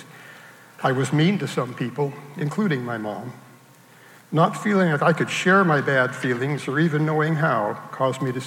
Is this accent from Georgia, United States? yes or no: no; Salem, Oregon, United States; also born or lived in Portland, Oregon; I grew up in Salem, Oregon.